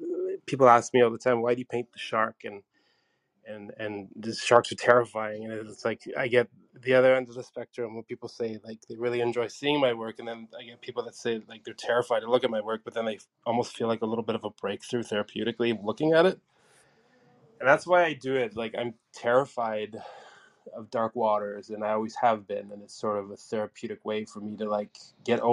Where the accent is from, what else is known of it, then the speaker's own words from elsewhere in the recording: Canada; also born or lived in Hamilton, Ontario; I'm from Canada. Currently, I am in Hamilton, Ontario, Canada